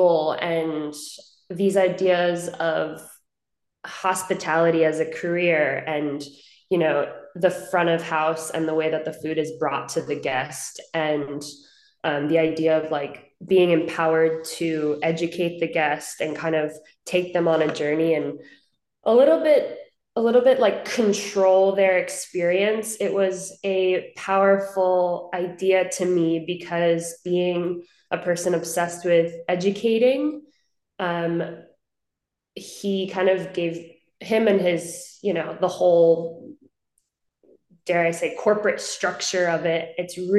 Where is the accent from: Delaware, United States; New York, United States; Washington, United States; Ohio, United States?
New York, United States; Hudson Valley; moved away as an adult; now in Los Angeles, United States; I grew up in Hudson Valley in New York, about 60 miles north of the city